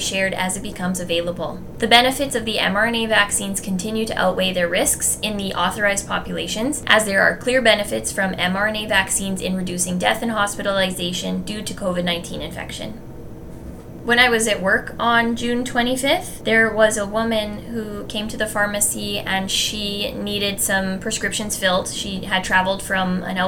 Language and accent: English; Canada; As Canadian citizens